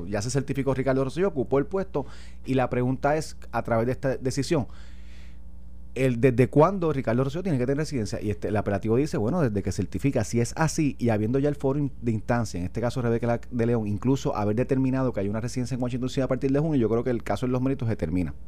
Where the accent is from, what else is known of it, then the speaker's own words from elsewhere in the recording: Vega Baja, Puerto Rico; now in Guaynabo, Puerto Rico; yo vivo ahora en Guaynabo, soy de Vega Baja